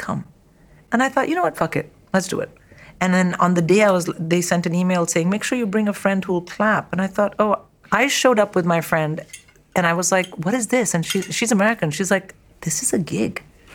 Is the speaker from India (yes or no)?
yes; India; now in United Kingdom; I am from India